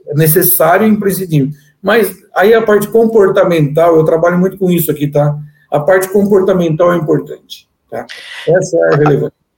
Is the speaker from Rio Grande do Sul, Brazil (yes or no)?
no; interior of São Paulo, Brazil; also born or lived in Argentina; sou natural do interior de São Paulo